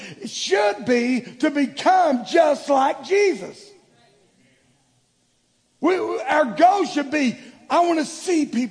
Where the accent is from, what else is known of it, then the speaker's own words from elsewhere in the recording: the South, United States; growing up in the South